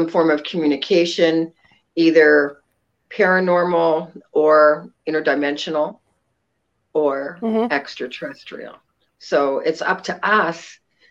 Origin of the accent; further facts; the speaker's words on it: Ontario, Canada; now in Sacramento, United States; I'm a transplant. I'm actually from Ontario, Canada, and came to Sacramento probably in about 1982